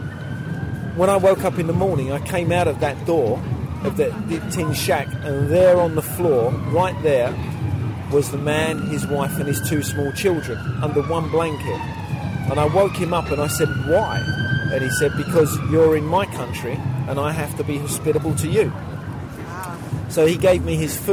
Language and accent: English; London, United Kingdom; I was born in East London